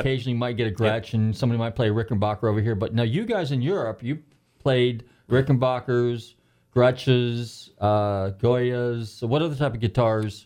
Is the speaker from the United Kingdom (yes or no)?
no; Northern California, United States; I grew up in Northern California